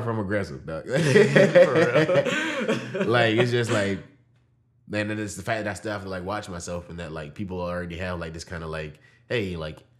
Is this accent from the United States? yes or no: yes; Georgia, United States; I'm from Georgia